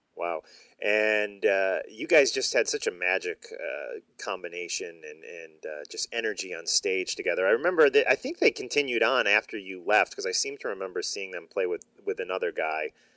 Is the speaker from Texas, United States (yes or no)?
no; Chicago, Illinois, United States; now in New Jersey, United States; I'm in New Jersey now, but I have uh, fond memories of growing up in the Chicago.